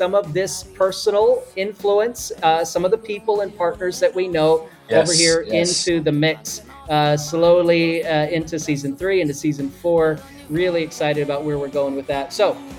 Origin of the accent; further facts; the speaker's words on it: Nashville, Tennessee, United States; moved away as an adult; now in Italy; I say I'm from Nashville